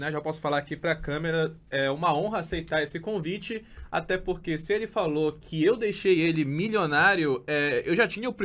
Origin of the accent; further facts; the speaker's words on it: Belém, Pará, Brazil; eu sou natural de Belém do Pará, tenho 35 anos